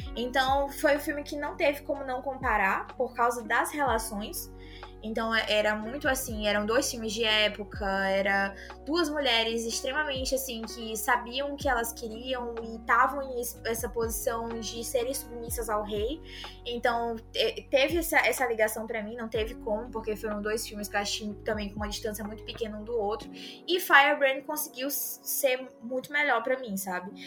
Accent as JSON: {"language": "Portuguese", "region": "Northeast Region", "country": "Brazil", "said": "eu sou do Nordeste"}